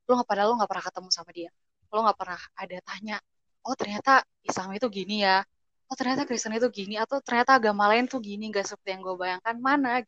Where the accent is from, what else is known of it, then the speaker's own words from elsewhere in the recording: Kupang, East Nusa Tenggara, Indonesia; kayak mereka tuh nggak tahu gitu misalnya gue padahal gue dari Kupang tapi mereka uh, nyapa gue dengan bahasa itu gitu padahal yang yang sebenarnya itu bukan domisili gue sebenarnya gitu